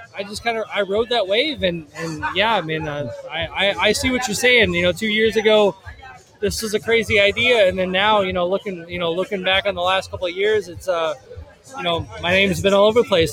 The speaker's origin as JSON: {"language": "English", "town": "Nashville", "region": "Tennessee", "country": "United States", "tie": "born or raised there", "moved": "yes", "lives_now": "Louisville, United States", "said": "I grew up here in Nashville"}